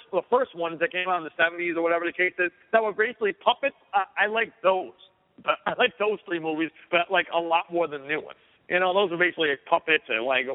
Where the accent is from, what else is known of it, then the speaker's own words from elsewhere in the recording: New York, United States; I'm a New Yorker